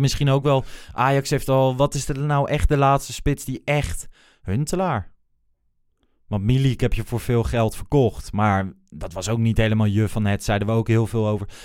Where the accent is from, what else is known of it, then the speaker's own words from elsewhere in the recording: Achterhoek, Gelderland, Netherlands; moved away; uit de regio waar ik vandaan kom